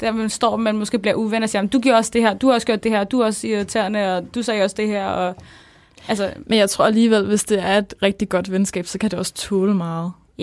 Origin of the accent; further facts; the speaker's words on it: Copenhagen, Capital Region of Denmark, Denmark; moved away as an adult; also born or lived in Smørum; now in Odense, Denmark; jeg er født og opvokset på Nørrebro, men så flyttede vi til Smørum, som er sådan en provinsby